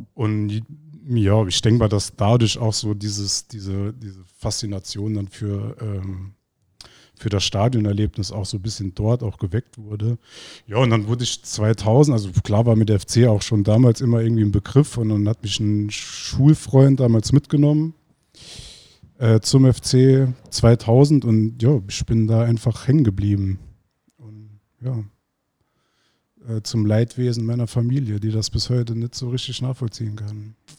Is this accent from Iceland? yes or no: yes; Iceland; now in Germany; ich komme aus Island